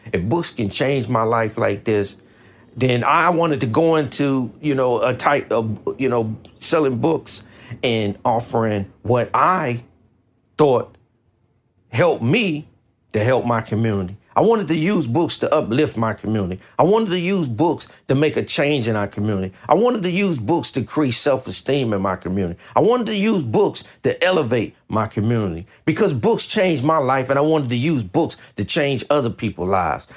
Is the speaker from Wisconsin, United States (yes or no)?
no; Washington metropolitan area, Maryland, United States; now in West Coast, United States; I grew up in Washington, D.C. I grew up in a place called Maryland in the Washington metropolitan area